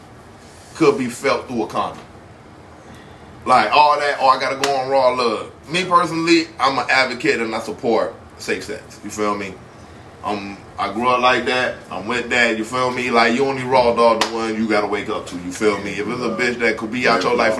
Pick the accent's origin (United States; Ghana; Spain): United States; Miami, Florida; I'm from Miami